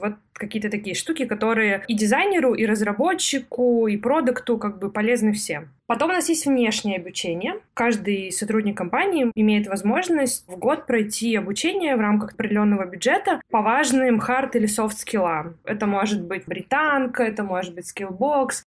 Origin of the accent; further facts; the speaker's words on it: Perm, Perm Krai, Russia; moved away as an adult; also born or lived in Prague; Я из Перми